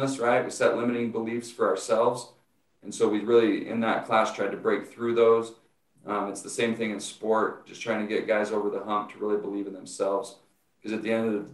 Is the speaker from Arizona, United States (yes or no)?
no; Utah, United States; moved away as an adult; I was scheduled to go back to Utah, to my hometown, to the high school there